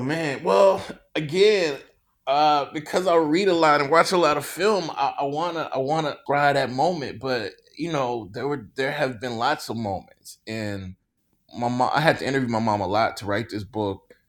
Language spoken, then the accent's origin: English; Mississippi, United States; I grew up in Mississippi